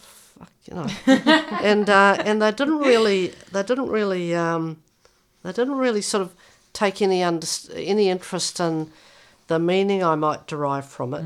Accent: New Zealand; now in Victoria, Australia; by the way I speak, I come from New Zealand

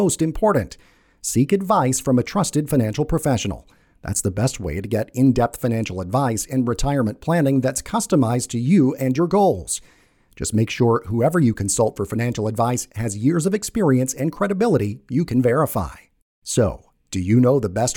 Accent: the South, United States; I'm from the South

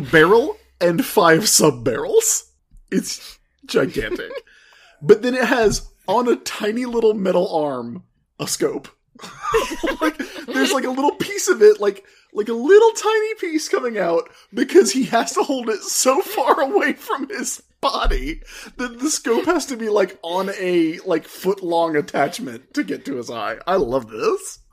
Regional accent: South Carolina, United States; I'm from South Carolina.

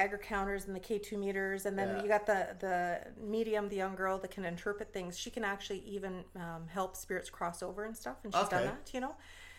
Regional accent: Winnipeg, Manitoba, Canada; Being conceived and born and raised in Winnipeg and Manitoba.

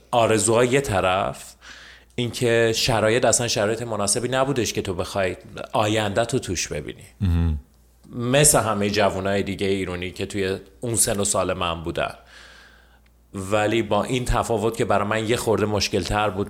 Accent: Tehran, Tehran Province, Iran; also born or lived in Karaj; ته بزرگ شده تهرانم اصالتم گرگانیه یعنی پدر مادرم گرگانی هستن ولی خودم بزرگ شده ای تهرانم

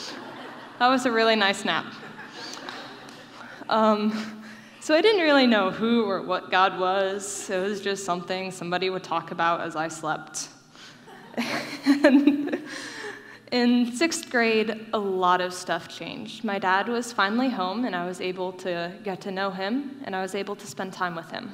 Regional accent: Davidson, North Carolina, United States; I grew up in Davidson, NC, and it's not near a military base, and we have no extended family here

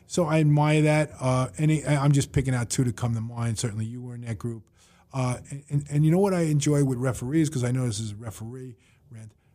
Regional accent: New York City, New York, United States; I grew up in Woodhaven

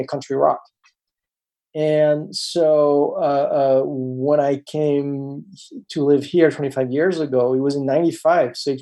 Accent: France; moved away; when I was growing up in France

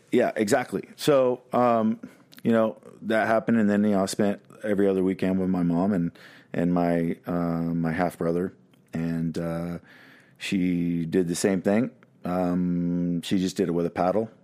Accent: Dallas, Texas, United States; I was born in Parkland Hospital

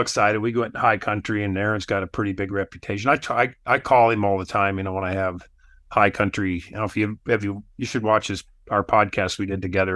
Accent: Wyoming, United States; moved away as an adult; also born or lived in Alaska; now in Utah, United States; I grew up in Wyoming

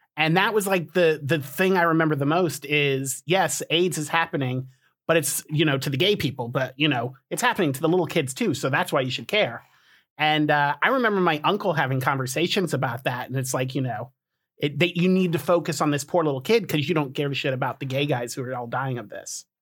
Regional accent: Colorado, United States; I was born in Colorado

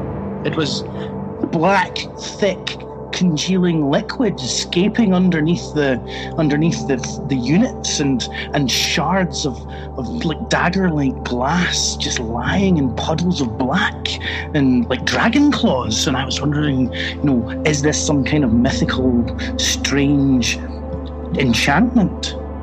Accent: Scotland, United Kingdom; Growing up in Scotland

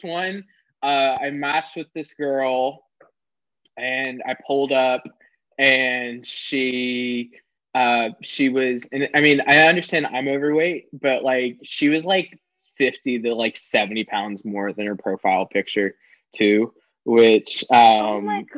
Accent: the South, United States; growing up in the South

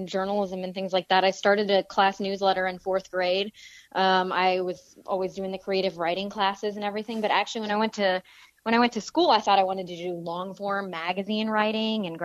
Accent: St. Charles, Missouri, United States; also born or lived in St. Louis, Missouri; I'm from St. Louis. I grew up in St. Charles, kind of bouncing around between St. Charles and like the West County area

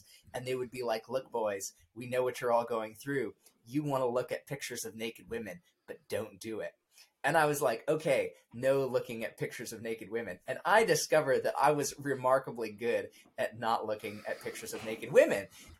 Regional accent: Bandung, West Java, Indonesia; So it's within that context of growing up in Indonesia and, you know, being homeschooled, because that was sort of the best educational option we felt of the options that were available to us in Bandung, Indonesia.

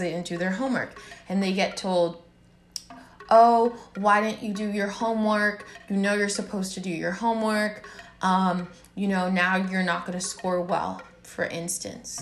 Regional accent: United States; as a black girl growing up in America, with immigrant parents from Haiti

